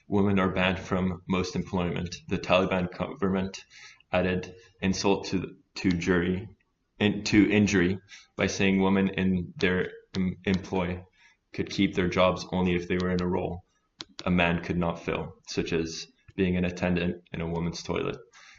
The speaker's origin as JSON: {"language": "English", "country": "Italy", "also_born_or_lived": "France", "said": "I'm from Italy and France, …, and I'm a male and straight."}